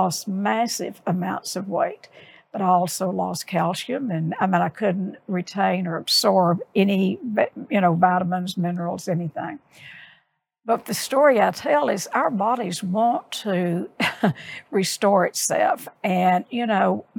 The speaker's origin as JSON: {"language": "English", "town": "Odessa", "region": "Texas", "country": "United States", "tie": "born or raised there", "said": "I grew up in Odessa"}